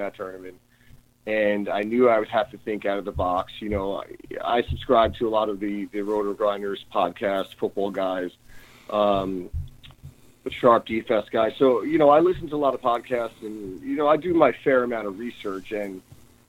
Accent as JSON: {"language": "English", "region": "New York", "country": "United States", "moved": "yes", "lives_now": "San Francisco, United States", "said": "From New York. From New York originally. I live in San Francisco now, live and work out here in San Francisco"}